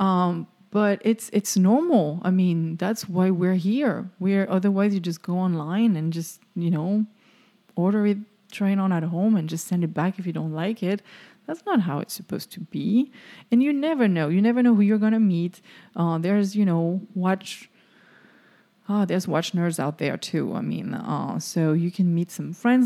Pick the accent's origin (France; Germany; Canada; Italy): France; now in Florida, United States; I'm French